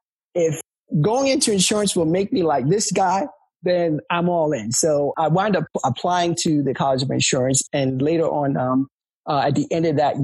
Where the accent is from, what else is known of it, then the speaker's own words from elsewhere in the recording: New York City, New York, United States; moved away as an adult; now in Delaware, United States; I grew up in New York City